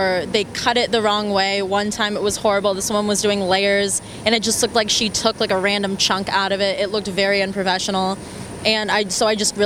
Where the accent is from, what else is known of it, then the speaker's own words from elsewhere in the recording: Florida, United States; moved away as an adult; now in Los Angeles, United States; I'm from Florida